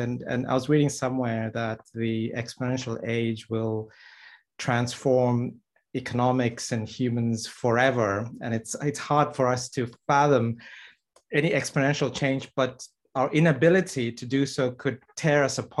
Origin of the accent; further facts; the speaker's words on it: Canada; I'm from Canada, by the way